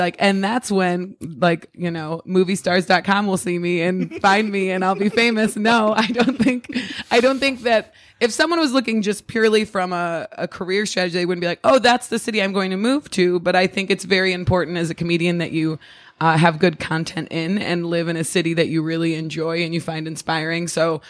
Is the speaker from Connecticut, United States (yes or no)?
no; Ohio, United States; I moved here from Ohio, so I moved here from a city in Ohio, but I grew up in a small town in Ohio.